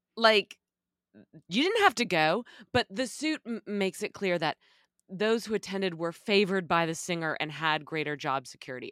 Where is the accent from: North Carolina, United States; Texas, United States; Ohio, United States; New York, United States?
Texas, United States; as a little girl growing up in Texas